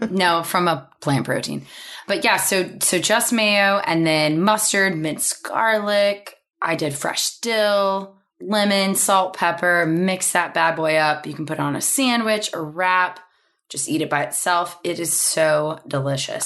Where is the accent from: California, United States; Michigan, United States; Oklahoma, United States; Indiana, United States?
Oklahoma, United States; growing up in Oklahoma